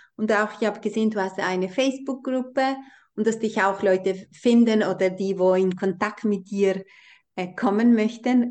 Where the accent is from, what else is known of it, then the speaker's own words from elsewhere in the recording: Kosovo; moved away; ich bin ja in Kosovo aufgewachsen oder in dieser albanischen Kultur